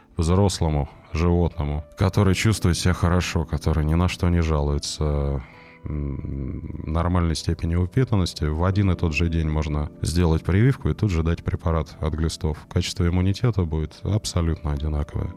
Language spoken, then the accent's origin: Russian; Moscow Oblast, Russia; я приехал в родной, но чужой для себя город, поскольку я вырос в Подмосковье